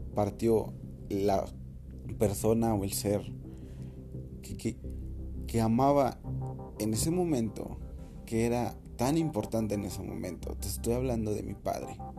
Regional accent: Mexico; nosotros como mexicanos

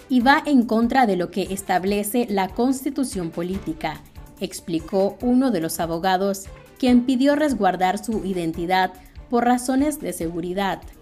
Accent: Nicaragua; Pero yo sigo siendo nicaragüense, le guste quien le guste, por texto constitucional

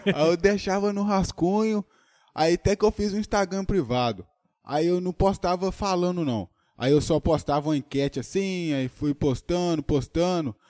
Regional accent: Brazil; E eu moro em Tocantins mesmo, sou de Tocantins

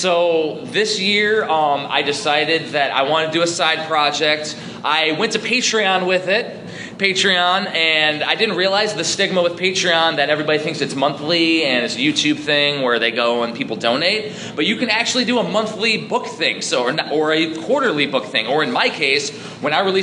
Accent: Chicagoland, Northwest Indiana, United States; now in Maryland, United States; I'm originally from Chicagoland, like Northwest Indiana

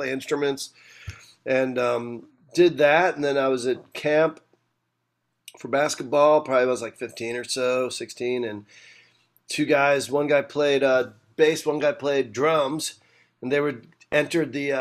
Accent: United States; also born or lived in Brooklyn, New York; I was born in Brooklyn. I grew up about 35 minutes outside of New York City, 40 minutes outside of New York City.

